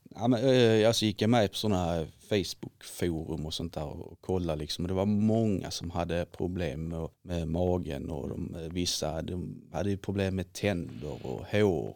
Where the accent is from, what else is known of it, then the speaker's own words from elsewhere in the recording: Viken, Skåne, Sweden; also born or lived in Helsingborg; now in Glumslöv, Sweden; jag är uppväxt i Viken utanför Helsingborg